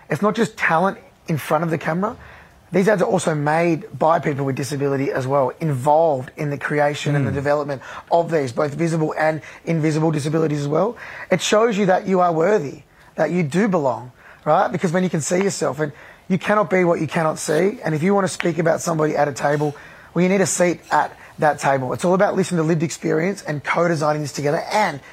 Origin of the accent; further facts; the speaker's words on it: Australia; I loved being Australian of the Year last year